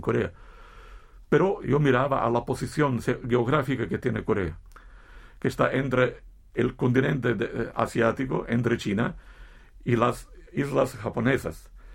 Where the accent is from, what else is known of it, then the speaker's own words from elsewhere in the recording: Italy; Como italiano